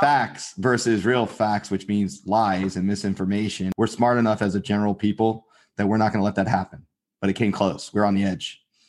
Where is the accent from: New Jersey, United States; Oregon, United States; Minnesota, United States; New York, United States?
New Jersey, United States; We're both from New Jersey